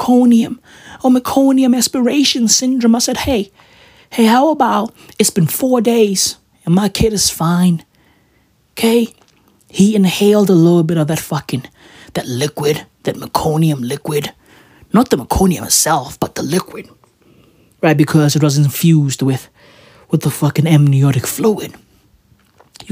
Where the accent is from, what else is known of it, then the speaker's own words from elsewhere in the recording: Johannesburg, Gauteng, South Africa; I'm from Johannesburg. I'm from Gauteng